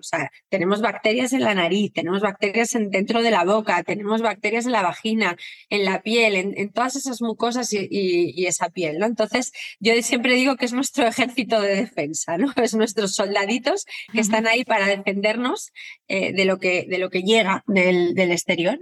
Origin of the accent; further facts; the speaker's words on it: Torrelodones, Community of Madrid, Spain; moved away as an adult; now in Madrid, Spain; yo soy de Torrelodones, aunque vivo en Madrid